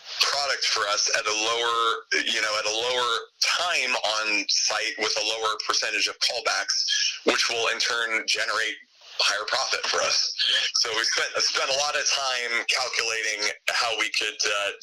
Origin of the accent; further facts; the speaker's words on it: Southern California, United States; I grew up in Southern California